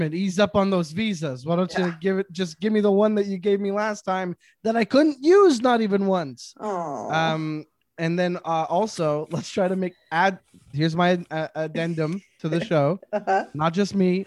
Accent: Montreal, Quebec, Canada; Growing up in Montreal, the Just for Laughs Festival is a huge deal here

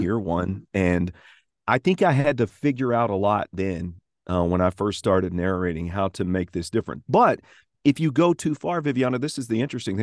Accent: Tennessee, United States; accent: Tennessee accent; subtle Southern; I'm from the state of Tennessee

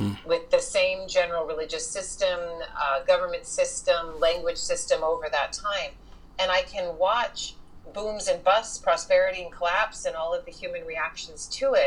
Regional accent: Houston, Texas, United States; moved away; I grew up in Texas, in Houston of all places

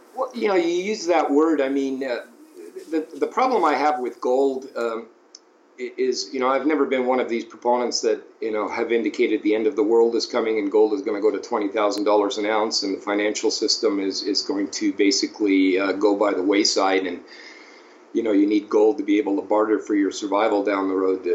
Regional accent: Toronto, Ontario, Canada; in Ontario, where I uh, grew up, I grew up in Toronto, Ontario

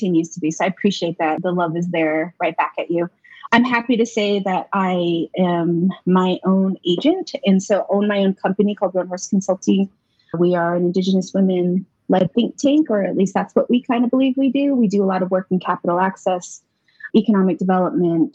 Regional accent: Four Corners, United States; moved away as an adult; now in Albuquerque, United States; I am Diné Navajo from Navajo Nation

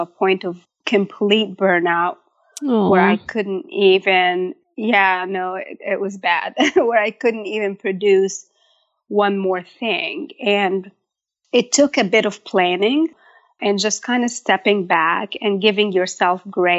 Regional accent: Egypt; moved away as an adult; also born or lived in Michigan, United States; now in United States; I was born and raised in Egypt. I probably moved to the States at age 18 to attend college in Michigan, and I got married and kind of just stayed.

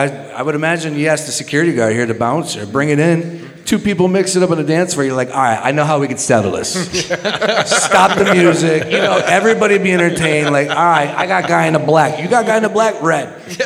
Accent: Scranton, Pennsylvania, United States; moved away as an adult; also born or lived in Toms River, New Jersey / Wilmington, North Carolina / North Carolina; now in Philadelphia, United States; I grew up in Scranton. I claim Scranton.

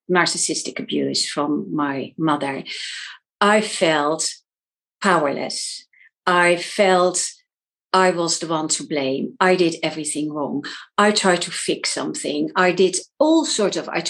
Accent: Netherlands; moved away as an adult; now in London, United Kingdom; I'm from the Netherlands, but I actually live in London. So I've moved countries because of my husband

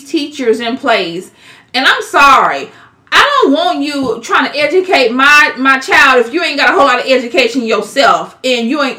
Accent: Kansas City, Missouri, United States; moved away as an adult; now in Overland Park, United States; We're from Kansas City, Missouri. But when you turned two, I was like, deuces. I'm going to Overland Park, Kansas. And I've been in Overland Park, Kansas ever since.

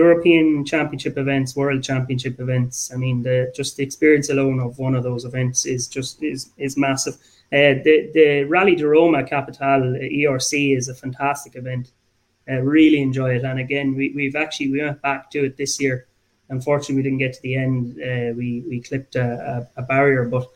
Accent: Abbeyleix, Laois, Ireland; now in Dublin, Ireland; I'm from Abbey Leaks

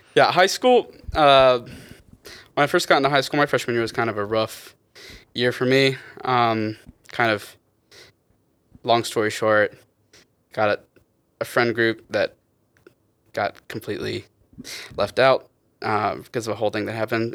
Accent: Wilson, North Carolina, United States; I'm from little old Wilson, North Carolina

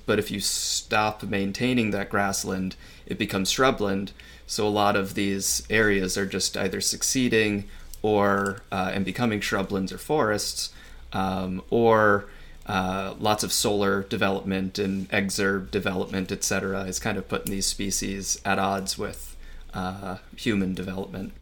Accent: New York, United States; moved away as an adult; also born or lived in Brisbane, Australia / northern Canada; now I'm back in New York where I'm studying kind of birds in my, my home state

